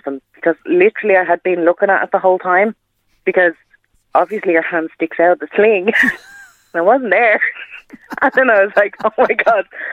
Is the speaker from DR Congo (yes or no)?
no; Ireland; we're Irish